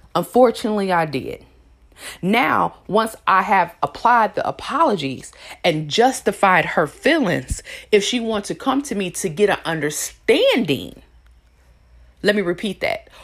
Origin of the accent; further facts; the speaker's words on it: Elkhart, Indiana, United States; moved away; I'm from Elkhart, Indiana.